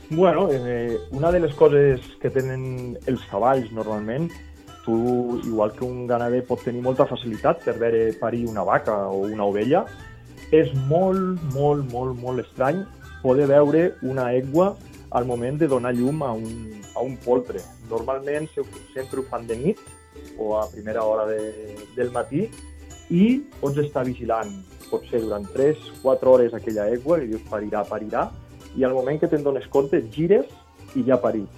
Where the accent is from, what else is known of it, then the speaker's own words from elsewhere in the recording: Val d'Aran, Catalonia, Spain; jo soc de la Vall d'Aran i normalment parlem l'aranès